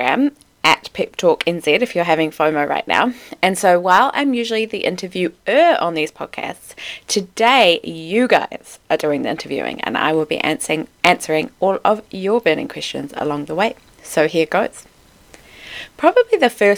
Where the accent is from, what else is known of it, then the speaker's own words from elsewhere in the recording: Wellington, New Zealand; But I am a North Island girl. I grew up in Wellington.